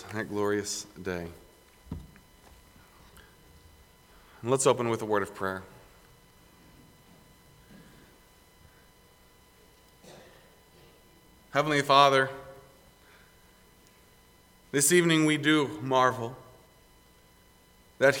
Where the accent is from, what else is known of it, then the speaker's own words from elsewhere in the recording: Greenville, South Carolina, United States; moved away; my hometown, but that I grew up going to the same church that they go